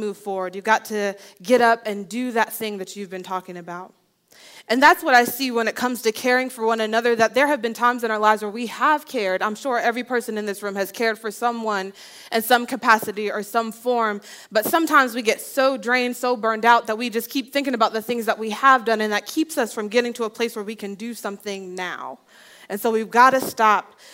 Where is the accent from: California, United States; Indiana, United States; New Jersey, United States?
New Jersey, United States; I grew up in New Jersey